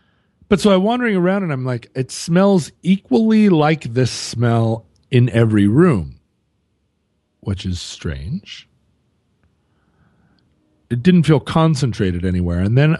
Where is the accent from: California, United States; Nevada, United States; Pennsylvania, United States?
California, United States; San Francisco; Growing up in San Francisco, … was just everywhere.